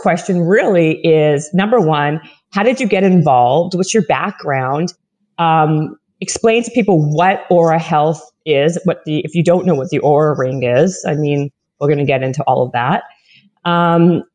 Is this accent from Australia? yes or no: no; Canada; also born or lived in Toronto; I'm Canadian and I lived in Toronto for many years